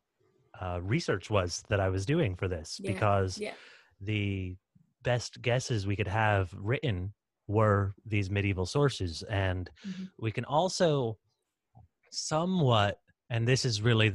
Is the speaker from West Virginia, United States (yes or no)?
no; Texas, United States; I'm American Texan, but of Irish heritage